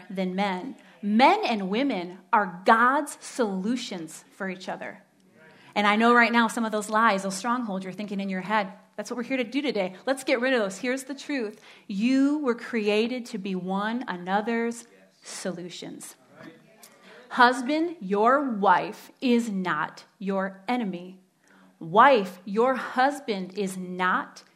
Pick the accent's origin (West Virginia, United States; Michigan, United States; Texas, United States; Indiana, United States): Michigan, United States; Standale; I grew up in Stendalay, as my husband likes to say. Stendalay.